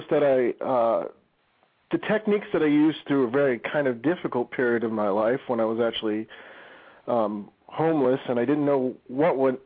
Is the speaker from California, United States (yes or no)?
no; Chicago, Illinois, United States; moved away as an adult; now in Ohio, United States; I moved out to Ohio for a few years, for the last 3 years. But before that, yeah, I was born and raised in Chicago